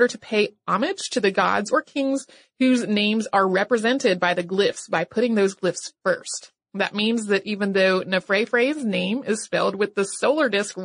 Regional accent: North Carolina, United States; my home state, which is North Carolina

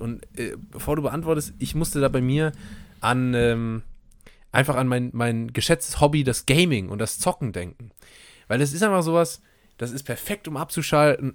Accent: Steinweiler, Rhineland-Palatinate, Germany; aus meinem Heimatdorf Steinweiler

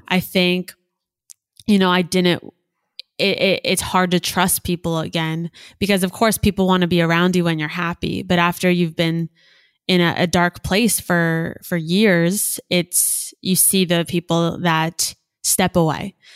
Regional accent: South Florida, United States; also born or lived in Gainesville, Florida / New York City / Boca Raton, Florida; I grew up in South Florida

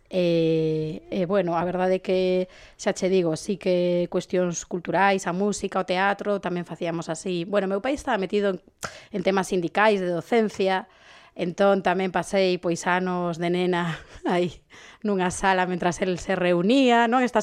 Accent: A Coruña, Galicia, Spain; eu crecín en Travesía de Vigo, eh, é dicir, que tive unha infancia rodeada de coches

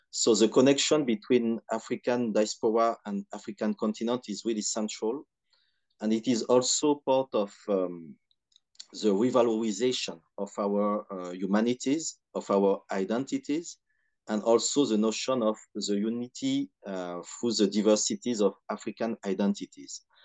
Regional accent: Cotonou, Littoral, Benin; now in France; I was raised and I grew in Benin, in Cotonou

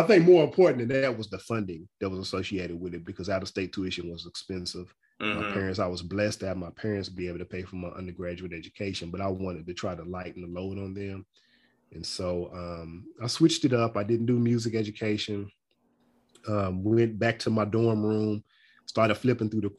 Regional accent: Louisville, Kentucky, United States; moved away as an adult; now in Nashville, United States; I'm originally from Louisville, Kentucky, born and raised in Louisville, Kentucky

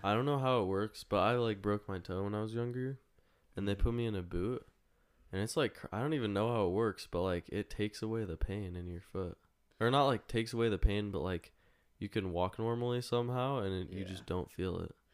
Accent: Las Vegas, Nevada, United States; I'm born born and raised in Las Vegas, Nevada

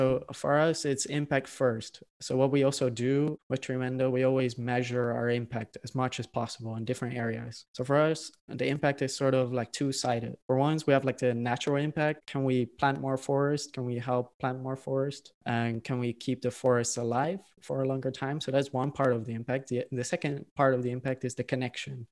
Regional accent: Netherlands; I'm originally from the Netherlands

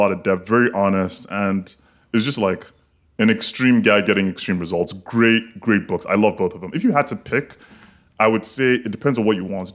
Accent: Lagos, Nigeria; now in Miami, United States; I grew up in Lagos

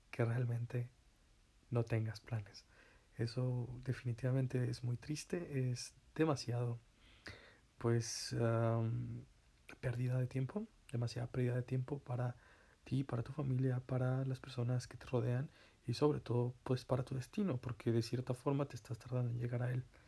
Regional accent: Zacatlán, Puebla, Mexico; aquí en donde me encuentro, mi tierra natal, Zacatlán de las Manzanas

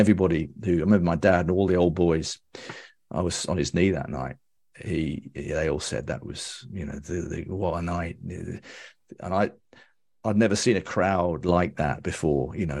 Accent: Birmingham, West Midlands, United Kingdom; I grew up in King's Heath. Born in Howard Road.

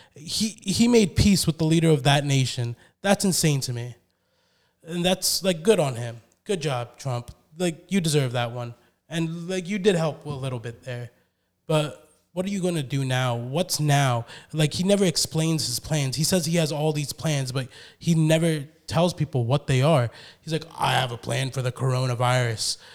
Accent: United States; I love being an American.

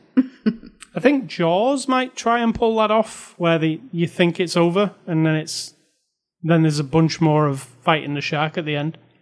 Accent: United Kingdom; I'm a British person

